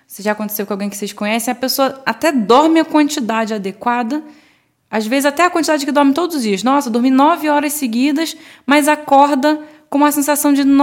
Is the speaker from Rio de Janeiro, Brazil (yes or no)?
yes; Rio de Janeiro, Brazil; now in São Paulo, Brazil; Eu vim do Rio, lá, no, pelo menos eu não lembro de ter esse costume.